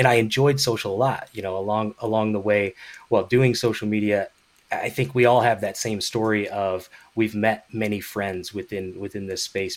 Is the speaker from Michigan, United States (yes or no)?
yes; Grand Rapids area, Michigan, United States; moved away; I'm originally from the Midwest, Michigan specifically, Grand Rapids area, Big Rapids, kind of in that area.